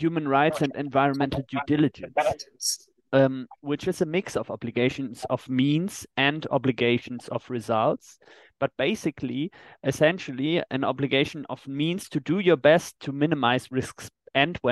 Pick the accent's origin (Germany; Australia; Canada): Germany; in my home country, in Germany